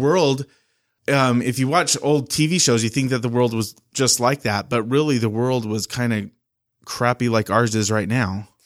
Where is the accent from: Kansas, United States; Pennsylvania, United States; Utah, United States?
Utah, United States; West Valley City; I was born in L D S Hospital, and then I grew up in West Valley City, and my mom still lives in that same house